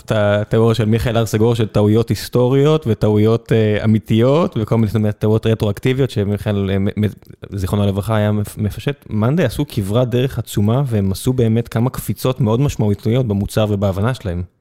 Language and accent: Hebrew; southern Israel, Israel; כדרומי, אה, ליבי איתם